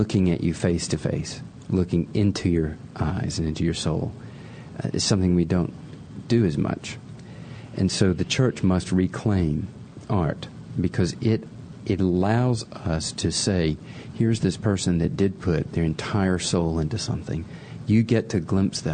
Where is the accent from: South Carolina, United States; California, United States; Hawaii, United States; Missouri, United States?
South Carolina, United States; I grew up in South Carolina